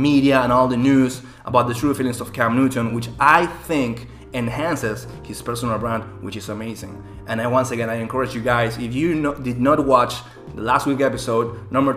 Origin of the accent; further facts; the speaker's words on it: Panama; moved away; back from my hometown in Panama